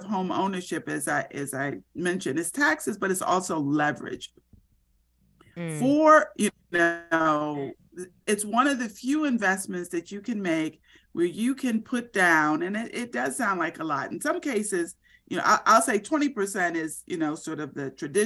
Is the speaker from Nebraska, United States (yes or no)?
no; Florida, United States; when I was growing up in Florida